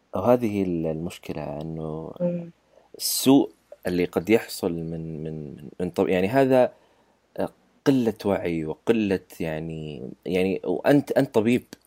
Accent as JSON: {"language": "Arabic", "country": "Saudi Arabia", "said": "عندنا بالسعوديه"}